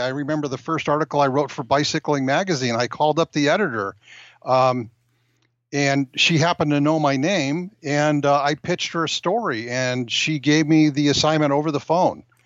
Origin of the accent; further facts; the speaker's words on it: Rancho Cucamonga, California, United States; I'm a native Californian